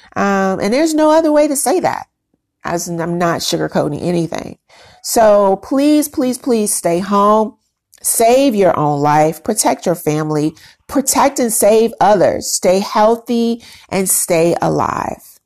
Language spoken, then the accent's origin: English; Chicago, Illinois, United States; now in Houston, United States; my hometown, which is Chicago, and my current town, my home, Houston, Texas